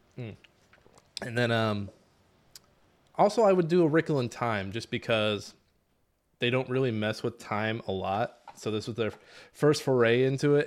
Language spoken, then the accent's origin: English; Midwest, United States; We're from the Midwest